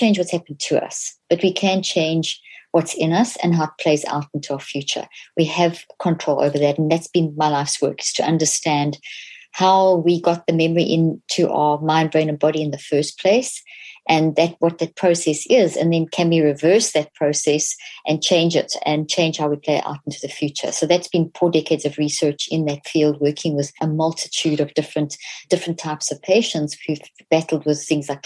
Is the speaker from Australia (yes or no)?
no; South Africa; So I grew up in South Africa.